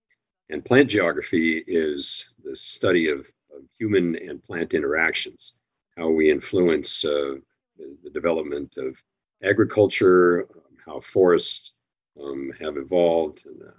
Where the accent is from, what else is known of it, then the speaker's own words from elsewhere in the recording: Sacramento, California, United States; moved away as an adult; also born or lived in Hawaii / New York City / Seattle; And that was in Sacramento, California, where I first was raised.